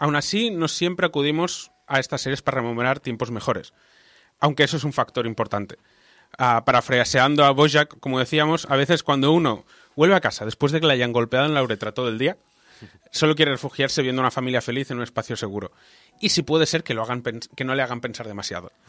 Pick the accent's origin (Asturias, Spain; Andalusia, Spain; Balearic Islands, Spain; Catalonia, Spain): Balearic Islands, Spain; now in Barcelona, Spain; yo me crié en las Baleares y me mudé a Barcelona y Barcelona se ha convertido en mi hogar